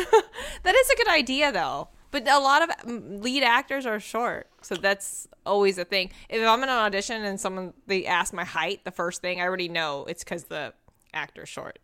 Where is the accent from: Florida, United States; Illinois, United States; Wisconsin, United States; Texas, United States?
Texas, United States; now in Los Angeles, United States; I'm from Texas.